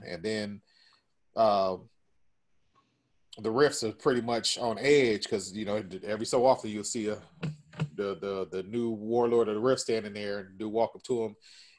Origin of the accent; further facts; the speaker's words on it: California, United States; we're not from New York, we're from California.